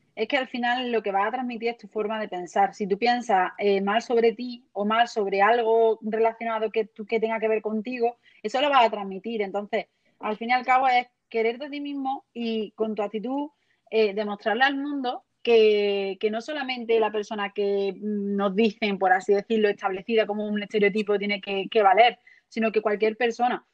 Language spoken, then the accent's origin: Spanish; Lucena, Andalusia, Spain; born or raised there